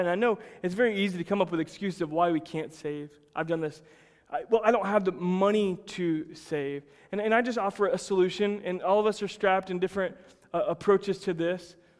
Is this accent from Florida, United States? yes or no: yes; Plant City, Florida, United States; I grew up in Plant City, Florida, the winter strawberry capital of the world